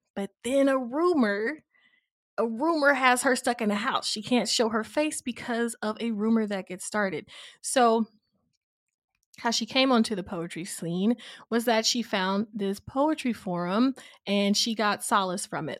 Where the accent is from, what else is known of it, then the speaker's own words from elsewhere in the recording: Nashville, Tennessee, United States; I grew up in Nashville